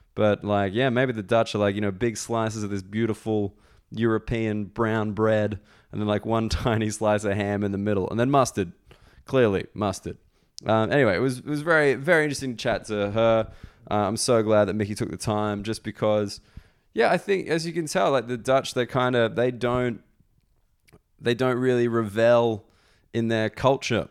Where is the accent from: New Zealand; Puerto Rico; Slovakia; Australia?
Australia; moved away; I'm Australian